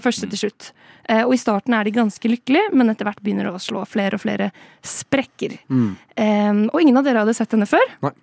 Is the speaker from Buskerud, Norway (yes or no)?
no; Oslo, Norway; jeg er jo fra Oslo og bor i Oslo